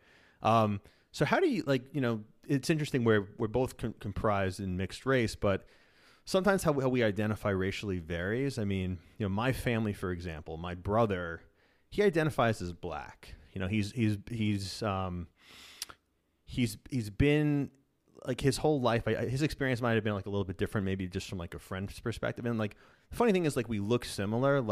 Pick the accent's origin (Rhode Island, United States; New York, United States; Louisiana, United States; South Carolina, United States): New York, United States; Dix Hills; I grew up in Long Island, like Dix Hills, about 45 minutes east of New York City